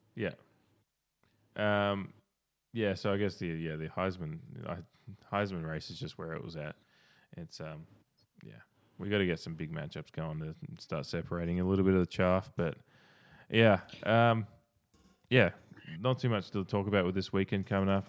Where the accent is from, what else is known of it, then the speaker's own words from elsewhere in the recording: Australia; Well, I'm Australian